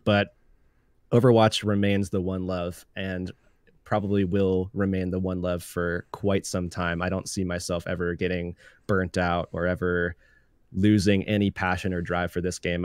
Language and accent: English; Tampa, Florida, United States; Growing up in Florida, uh, specifically the Tampa Bay area